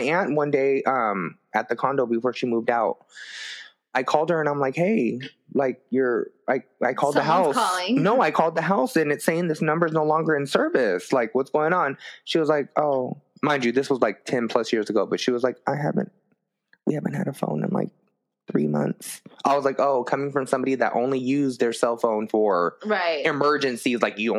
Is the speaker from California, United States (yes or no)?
yes; West Covina, California, United States; And I'm from West Covina.